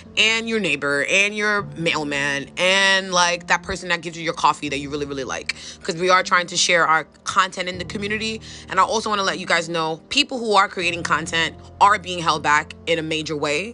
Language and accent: English; New York City, New York, United States; i'm from new york up up like new york city